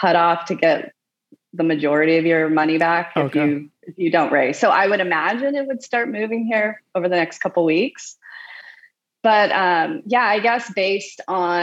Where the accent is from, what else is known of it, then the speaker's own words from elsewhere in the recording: Oklahoma, United States; moved away as an adult; also born or lived in Lawrence / Indianapolis / Boulder, Colorado / Portland; now in Santa Barbara, United States; I'm from Oklahoma